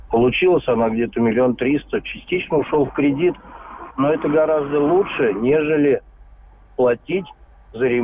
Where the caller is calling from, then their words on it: Vladimir, Vladimir Oblast, Russia; Здравствуйте, я из Владимира.